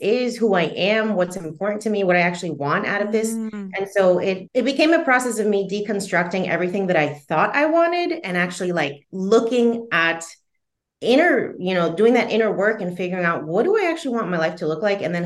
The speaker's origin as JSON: {"language": "English", "region": "New Jersey", "country": "United States", "tie": "born or raised there", "said": "I grew up in the Northeast, so New Jersey specifically"}